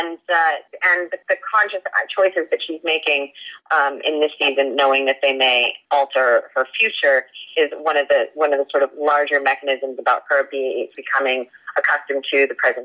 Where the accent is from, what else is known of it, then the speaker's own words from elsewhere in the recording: Maine, United States; also born or lived in Los Angeles, United States; now in Vancouver, Canada; I'm originally from Maine